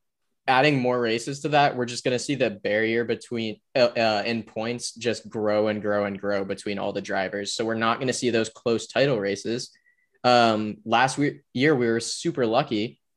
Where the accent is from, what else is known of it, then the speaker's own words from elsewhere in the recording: the South, Southern United States, United States; We are from the South.